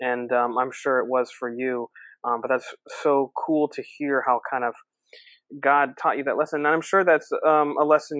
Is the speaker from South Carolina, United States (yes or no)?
yes; South Carolina, United States; moved away as an adult; now in South Florida, United States; I'm a Southern boy myself growing up in South Carolina